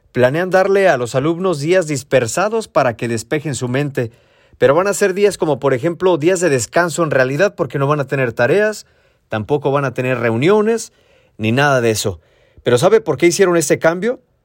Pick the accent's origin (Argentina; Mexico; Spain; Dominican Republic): Mexico; now in San Diego, United States; la casa donde crecí en México